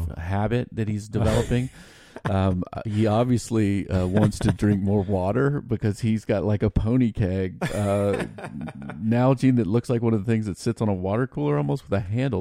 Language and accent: English; Virginia, United States; But we're from Virginia